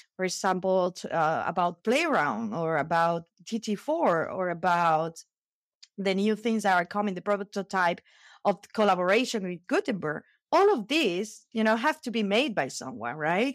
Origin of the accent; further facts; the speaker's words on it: Spain; I'm from Spain.